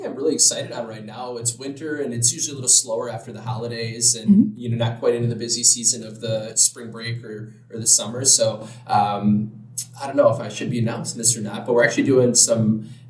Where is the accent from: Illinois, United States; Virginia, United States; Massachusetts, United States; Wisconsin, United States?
Wisconsin, United States; Madison; also born or lived in Wausau, Wisconsin; now in Milwaukee, United States; growing up in Madison, I never thought I would live in Milwaukee or move here. And it's weird to say, after moving here, I've never felt like I was home until I did move here.